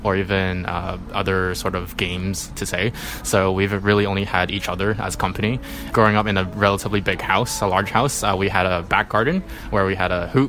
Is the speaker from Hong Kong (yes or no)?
yes; Hong Kong; I was born and raised in Hong Kong